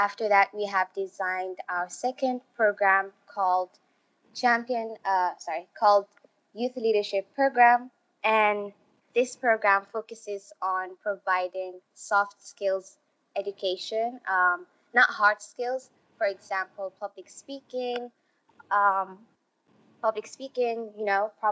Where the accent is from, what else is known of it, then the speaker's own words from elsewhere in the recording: Saudi Arabia; also born or lived in Somalia; now in Malaysia; I'm from Somalia and I was born in Saudi Arabia and I was actually raised there.